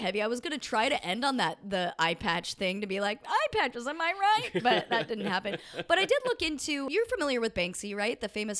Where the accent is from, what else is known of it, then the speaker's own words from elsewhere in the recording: United States; being an American and growing up being like, yeah, we're on Israel's side.